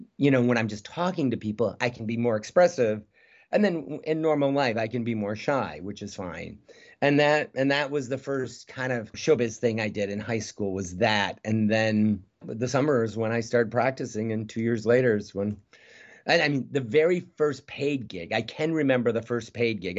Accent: Midwest, United States; moved away as an adult; now in North Hollywood, United States; I'm a kid from the Midwest

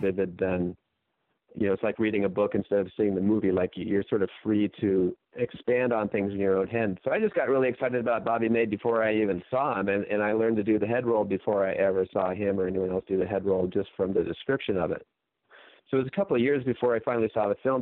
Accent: Santa Monica, California, United States; I grew up in Santa Monica, California

